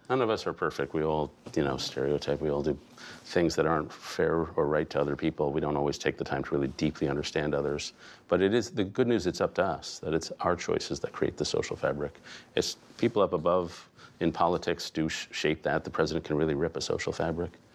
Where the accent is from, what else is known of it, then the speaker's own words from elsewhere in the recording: New York City, New York, United States; I grew up in Greenwich Village in the, that period, so I was sort of surrounded by hippies